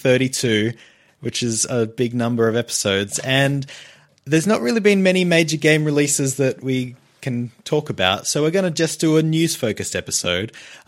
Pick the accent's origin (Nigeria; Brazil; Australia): Australia; It's a podcast where we talk about Nintendo and we're from Australia.